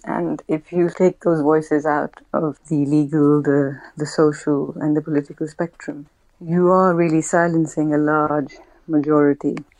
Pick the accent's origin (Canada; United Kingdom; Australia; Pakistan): Pakistan; moved away; I grew up in Pakistan, which was obviously a predominantly Muslim country.